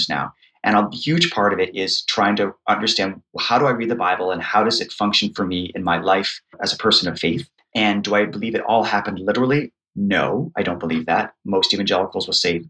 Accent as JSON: {"language": "English", "country": "United States", "said": "an American Protestant who comes from an evangelical background"}